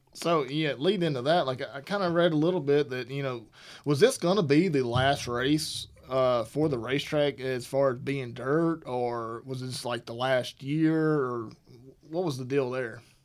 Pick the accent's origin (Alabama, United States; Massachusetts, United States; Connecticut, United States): Alabama, United States; moved away; I'm from Alabama